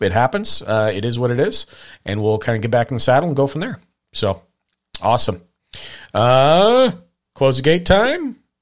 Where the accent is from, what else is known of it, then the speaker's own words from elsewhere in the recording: Hamilton, Montana, United States; growing up in Montana